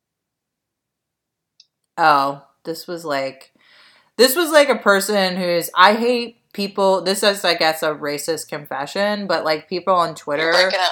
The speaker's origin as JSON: {"language": "English", "area": "Delaware County", "region": "Pennsylvania", "country": "United States", "said": "we're two hosts from Delco"}